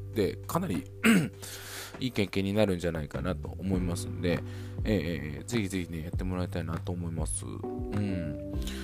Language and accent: Japanese; Niigata, Japan; 僕地元新潟なんですが